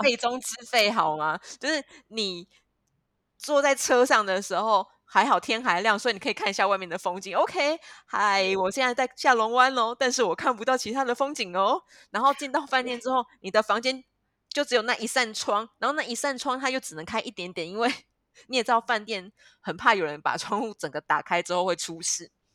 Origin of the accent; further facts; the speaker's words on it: Kaohsiung, Taiwan; now in Ho Chi Minh City, Vietnam; 因为我是高雄人